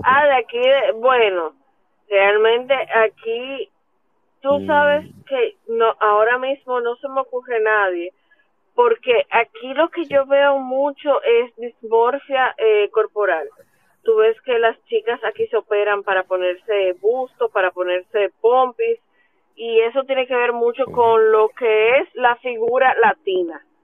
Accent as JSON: {"language": "Spanish", "country": "Dominican Republic", "said": "como dominicanos"}